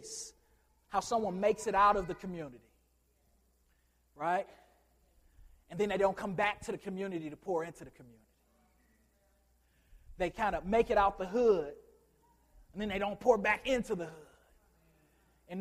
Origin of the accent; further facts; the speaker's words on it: Chicago, Illinois, United States; I'm from Chicago